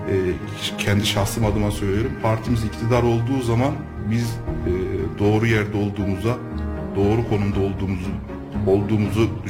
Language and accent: Turkish; Kayseri, Kayseri Province, Turkey; 1987 Kayseri doğumluyum. İlk ve e, ortaokul ve liseyi e, Kayseri'de okudum.